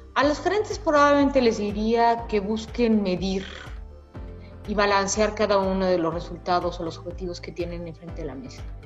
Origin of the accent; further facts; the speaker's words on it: Mexico; moved away as an adult; regresé a México después de cinco años